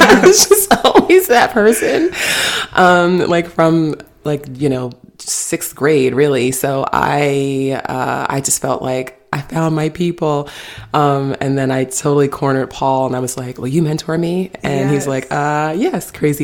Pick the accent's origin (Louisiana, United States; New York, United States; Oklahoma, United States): New York, United States; I'm from New York.